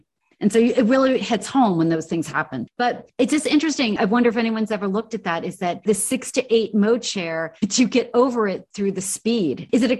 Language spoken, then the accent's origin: English; New York, United States; moved away; I grew up in New York and I bike there a lot